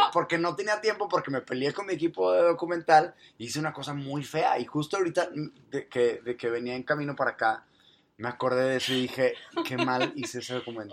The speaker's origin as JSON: {"language": "Spanish", "country": "Mexico", "said": "soy mexicano"}